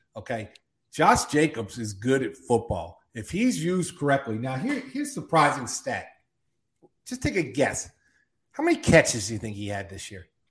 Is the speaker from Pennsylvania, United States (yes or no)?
yes; Philadelphia, Pennsylvania, United States; I'm from Philly